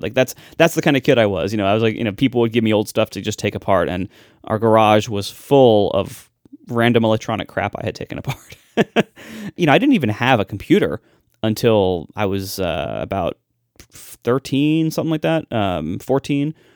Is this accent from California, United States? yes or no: no; Ohio, United States; I'm just from Ohio